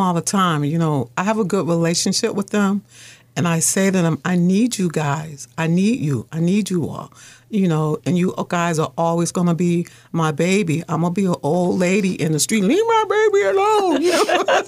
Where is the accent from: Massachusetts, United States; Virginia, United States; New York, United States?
Massachusetts, United States; Boston; I lived in Mission Hill. My mother was a single mother she had me, my older sister, and my brother. And I had a fun childhood.